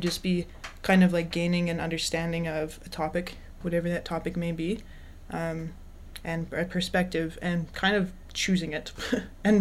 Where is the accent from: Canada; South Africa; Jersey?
Canada; Calgary, Alberta; now in Victoria, Canada; I'm a singer-songwriter, born and raised in Calgary, Alberta. I live in Victoria, BC